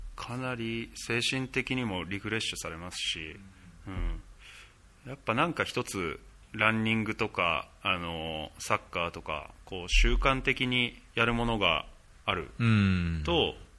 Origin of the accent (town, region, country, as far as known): Japan; moved away